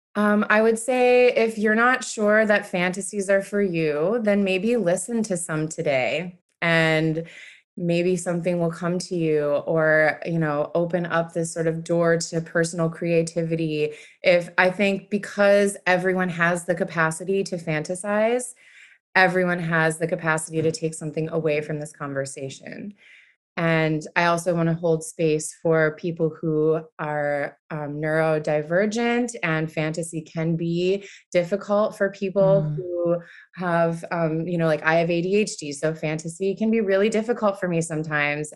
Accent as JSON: {"language": "English", "town": "Buffalo", "region": "New York", "country": "United States", "tie": "born or raised there", "lives_now": "New York City, United States", "said": "born and raised in Buffalo, New York"}